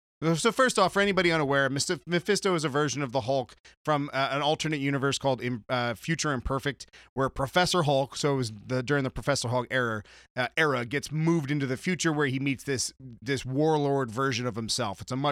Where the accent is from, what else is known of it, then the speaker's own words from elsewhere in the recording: San Diego, California, United States; Well, I grew up in San Diego.